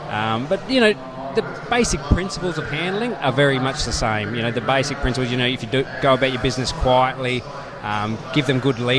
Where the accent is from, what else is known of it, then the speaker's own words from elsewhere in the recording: Victoria, Australia; I'm from Victoria.